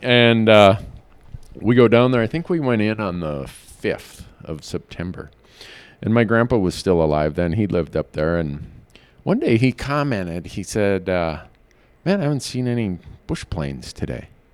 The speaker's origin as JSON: {"language": "English", "region": "Midwest", "country": "United States", "tie": "born or raised there", "said": "I grew up in the Midwest"}